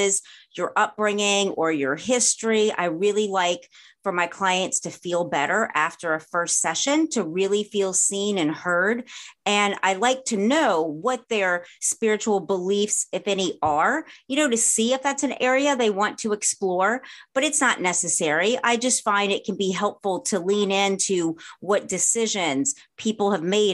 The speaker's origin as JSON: {"language": "English", "region": "the South", "country": "United States", "tie": "born or raised there", "also_born_or_lived": "New Orleans / Los Angeles", "moved": "as an adult", "said": "Having been born and raised in the South"}